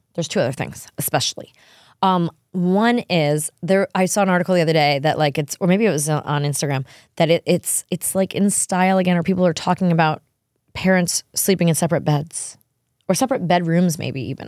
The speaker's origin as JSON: {"language": "English", "region": "New York", "country": "United States", "said": "I'm a New Yorker"}